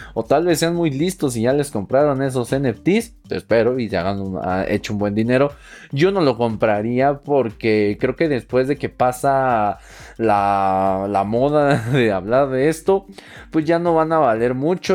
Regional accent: Mexico; soy de México

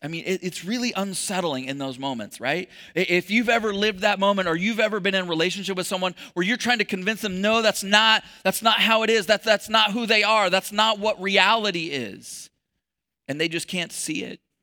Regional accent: Texas, United States; I was born in Texas.

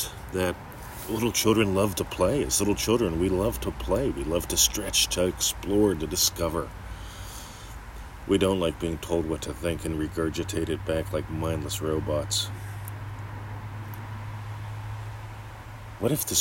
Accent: Pennsylvania, United States; moved away; I grew up in Pennsylvania

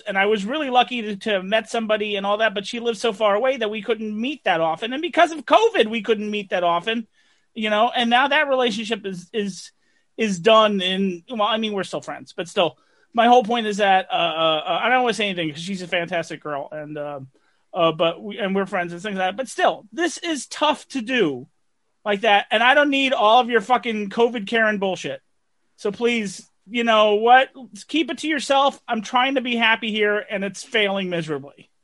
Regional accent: New Jersey, United States; Growing up in Jersey

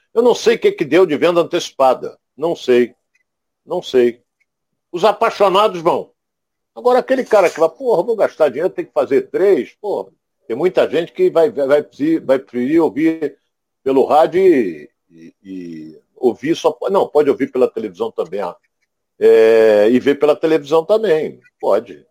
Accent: Rio de Janeiro, Brazil; eu fui criado no EPI da Penha

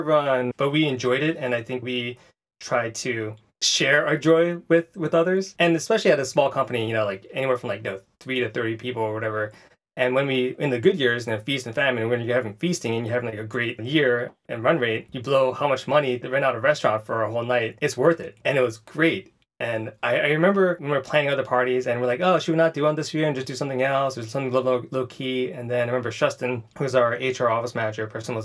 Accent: Philadelphia and Boston, East Coast, United States; I grew up in the East Coast from Philly and Boston

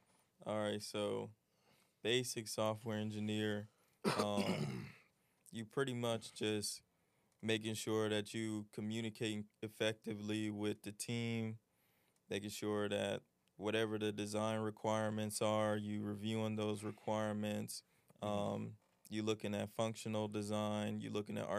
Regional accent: Lithonia, Georgia, United States; I'm from Lithonia, Georgia. 26 years young.

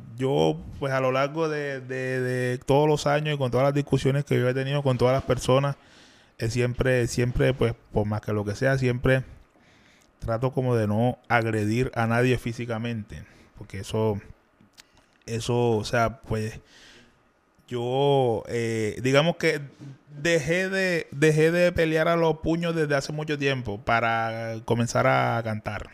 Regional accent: Cartagena, Bolívar, Colombia; yo soy de aquí de Cartagena. Ya, soy de Olaya, allá en Cartagena

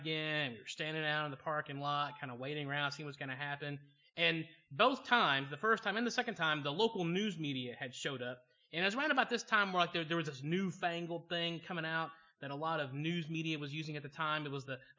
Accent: Georgia, United States; moved away; also born or lived in Choctaw, Oklahoma; I grew up in Georgia, which is noteworthy because my parents grew up in a small town in Pennsylvania, which means for me growing up in Georgia, I became bilingual. I could learn to talk Southern

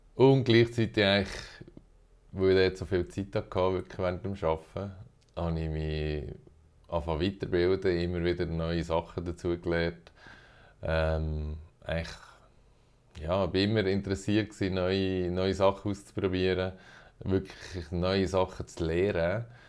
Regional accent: Bern, Switzerland; moved away as an adult; now in Zürich, Switzerland; Ich komme ursprünglich aus Bern, aber wohne schon ein Moment in Zürich

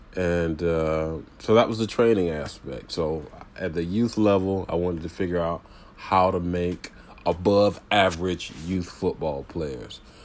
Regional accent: Tampa, Florida, United States; I grew up in the Tampa Bay area playing youth football and high school football

